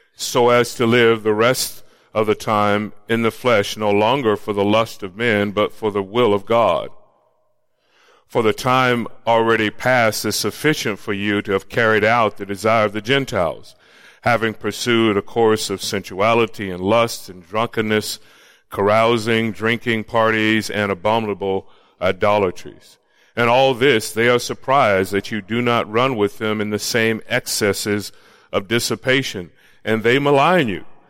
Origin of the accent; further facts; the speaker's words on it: Florida, United States; moved away; also born or lived in Los Angeles; I grew up in Florida